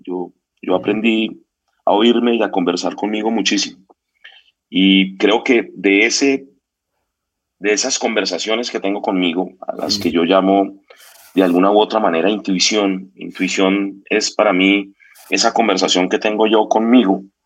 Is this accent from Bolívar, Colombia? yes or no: no; Bogotá, Colombia; éramos unos pues, chinos jóvenes de Bogotá